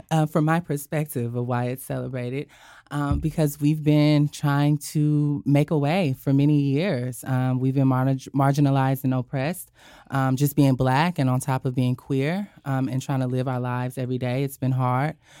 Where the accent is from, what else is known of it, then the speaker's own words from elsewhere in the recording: Sandy, Utah, United States; moved away as an adult; now in Pacific Northwest, United States; I'm from Sandy City, Utah